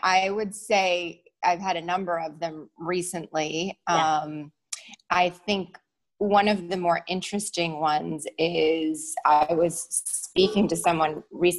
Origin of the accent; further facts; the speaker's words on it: Massachusetts, United States; I was raised in Massachusetts